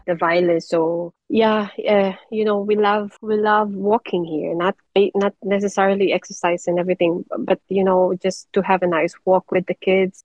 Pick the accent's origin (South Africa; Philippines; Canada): Philippines; moved away as an adult; now in Denmark; us being Filipino